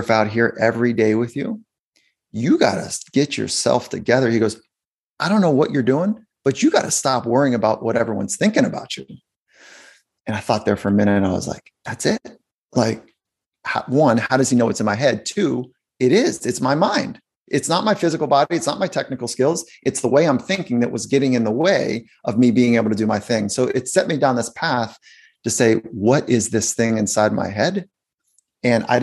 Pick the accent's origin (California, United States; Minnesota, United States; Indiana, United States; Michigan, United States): California, United States; South Bay, Los Angeles; I grew up in California